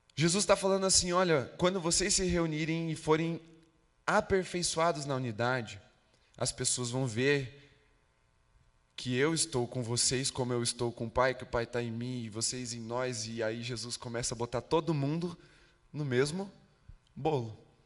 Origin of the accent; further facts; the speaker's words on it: Brazil; Nós somos brasileiros, então a gente tem um, um certo senso de pertencimento por causa da nossa origem. Nascemos no Brasil